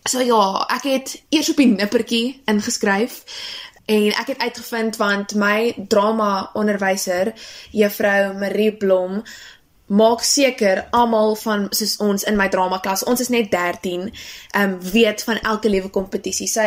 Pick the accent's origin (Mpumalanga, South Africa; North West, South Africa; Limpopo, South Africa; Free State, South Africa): Free State, South Africa; Bethlehem; now in Durbanville, South Africa; ek kom van Durbanville. Eintlik oorspronklik kom ek van 'n klein dorpie met die naam Bethlehem in die Oos-Vrystaat.